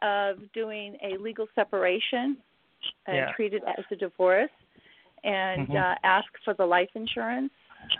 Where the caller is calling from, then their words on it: Southern California, United States; I'm calling from Southern California.